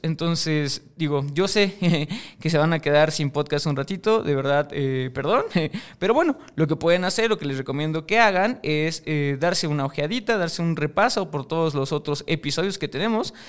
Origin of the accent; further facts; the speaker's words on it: Mexico; yo soy de México, este programa se graba en México